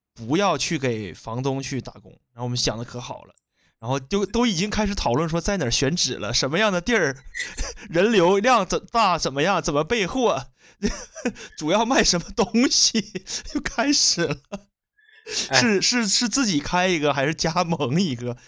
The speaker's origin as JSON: {"language": "Chinese", "town": "Shenyang", "region": "Liaoning", "country": "China", "tie": "born or raised there", "said": "我出生在辽宁沈阳的和平大道"}